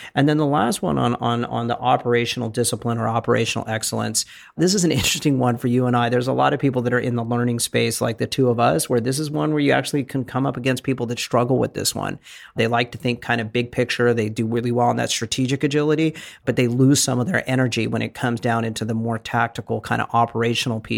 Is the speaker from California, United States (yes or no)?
yes; Bay Area, California, United States; moved away as an adult; I was from the Bay Area